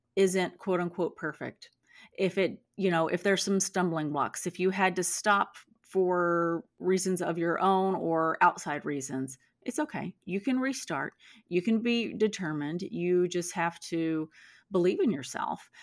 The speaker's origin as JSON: {"language": "English", "region": "Texas", "country": "United States", "moved": "as an adult", "lives_now": "California, United States", "said": "I'm from Texas"}